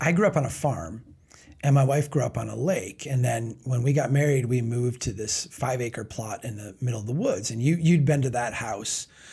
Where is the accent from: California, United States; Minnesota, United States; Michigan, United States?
Minnesota, United States; Brainerd; my hometown of Brainerd